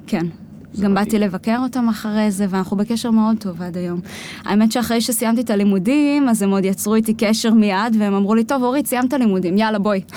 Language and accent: Hebrew; Israel; also born or lived in United States; נולדתי בכלל בארצות הברית, ההורים שלי גרו שם תקופה של עשר שנים. אה, אני נולדתי שם באמצע, והחזרה לחזור לארץ